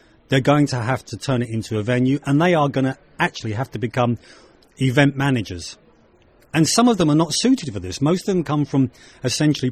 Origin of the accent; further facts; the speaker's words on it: London, United Kingdom; accent: very English; now in Ireland; I was born in London and I'm of Irish ancestry. I came back to live in Ireland. I have a very English accent.